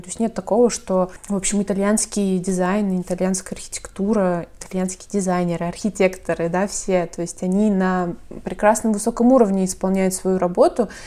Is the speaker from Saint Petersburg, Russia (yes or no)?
yes; Saint Petersburg, Russia; У нас, например, в Питере